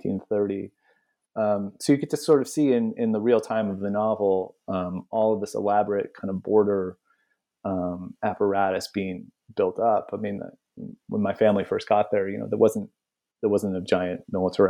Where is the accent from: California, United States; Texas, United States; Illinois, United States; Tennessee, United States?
California, United States; I grew up, you know, steps from that border